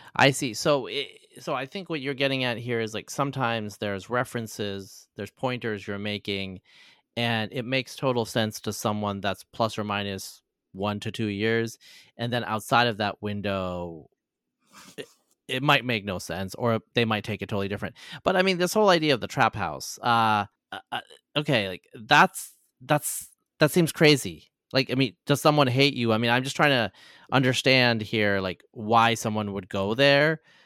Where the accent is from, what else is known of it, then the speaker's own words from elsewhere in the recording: Oregon, United States; I'm actually from the Pacific Northwest too. I'm from Oregon